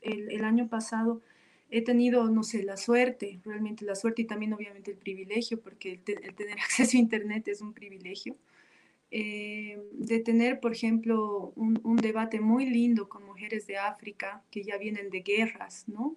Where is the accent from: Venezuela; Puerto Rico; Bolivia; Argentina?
Bolivia; como mujeres bolivianas